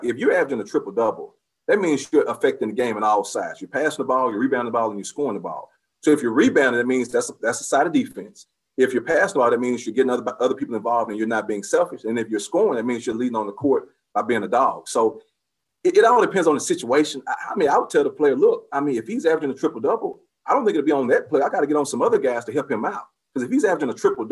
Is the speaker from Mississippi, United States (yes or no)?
yes; Vicksburg, Mississippi, United States; I'm from Vicksburg.